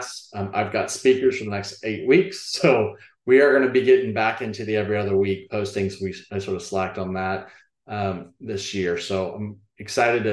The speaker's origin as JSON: {"language": "English", "town": "Austin", "region": "Texas", "country": "United States", "tie": "born or raised there", "lives_now": "Bryan College Station, United States", "said": "I'm born and raised in Austin."}